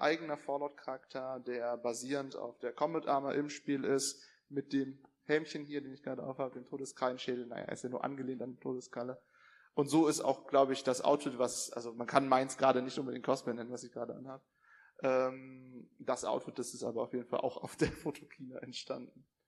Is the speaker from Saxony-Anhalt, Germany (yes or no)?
no; Cologne, North Rhine-Westphalia, Germany; ich komme aus Köln